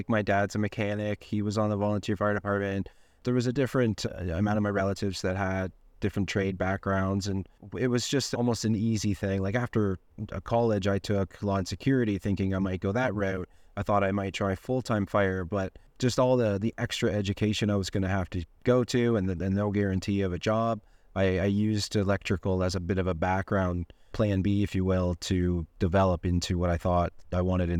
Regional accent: Ontario, Canada; I'm from Ontario, Canada, and I'm 39 years old

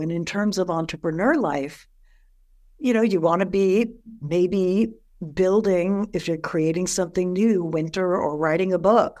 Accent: New York, United States; moved away; I'm from New York originally

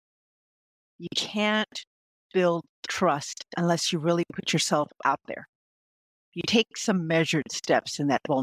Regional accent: South Texas, United States; I was born in South Texas

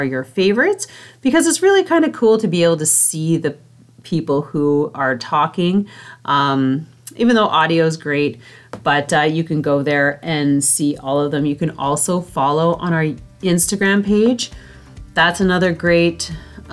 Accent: Canada; I'm Canadian

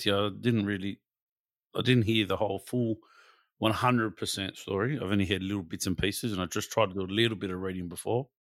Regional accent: Australia; we're all Australian

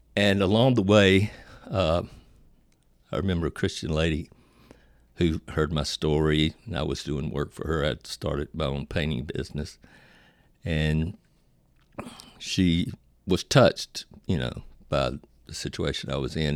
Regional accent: Virginia, United States; I was born in Virginia, uh, to a Pentecostal family and raised, of course, Pentecostal

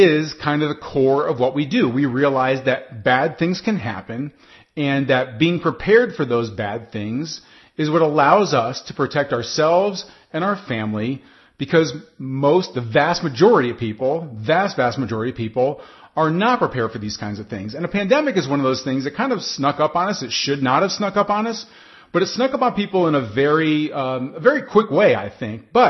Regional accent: United States; I'm speaking right now as an American

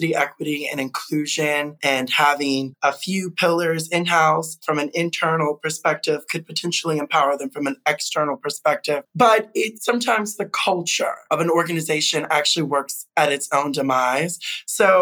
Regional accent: Chicago, Illinois, United States; I am a U.S. citizen, born and raised in the Midwest, Chicago.

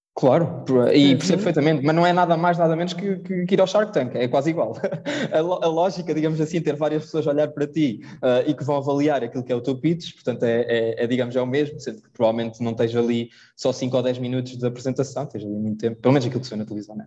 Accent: Portugal; nós somos portugueses

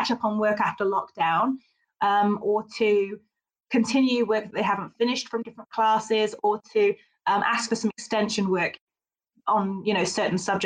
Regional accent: United Kingdom; now in New Zealand; being British, I don't have a huge amount of te reo in my background

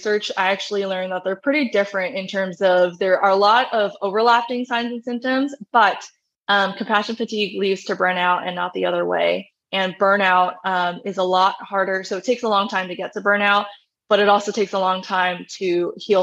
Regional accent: New York, United States; moved away as an adult; I left my home state in New York

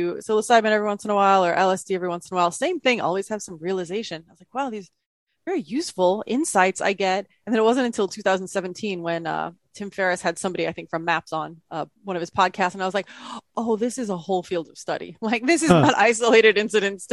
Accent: Midwest, United States; I was born in the Midwest from a very conservative family

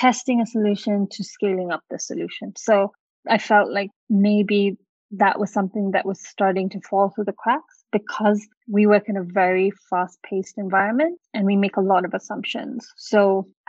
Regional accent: Kenya; I grew up here in Kenya

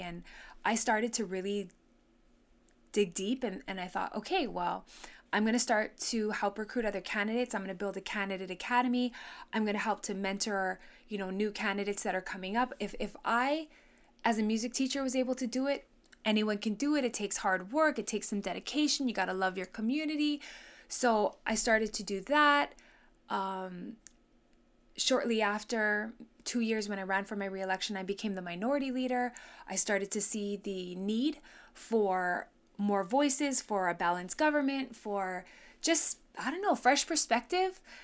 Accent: Honolulu, Hawaii, United States; also born or lived in Kahuku, Hawaii / Waianae, Hawaii; we grew up in Hawaii Kai when I was five all the way till I graduated.

